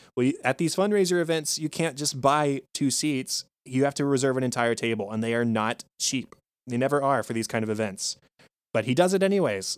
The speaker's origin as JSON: {"language": "English", "country": "United States", "said": "as an American"}